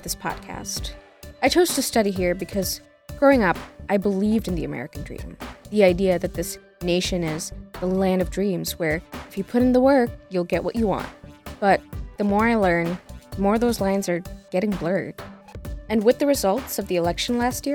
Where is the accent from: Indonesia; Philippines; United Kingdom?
Indonesia; moved away as an adult; now in United States; I traveled 38 hours by air from my home country, Indonesia